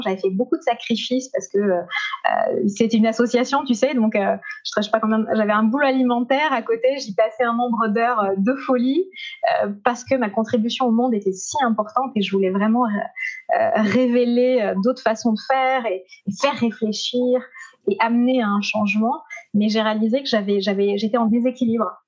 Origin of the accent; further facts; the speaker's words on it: Montpellier, Occitania, France; moved away as an adult; also born or lived in Strasbourg; comme j'étais de Montpellier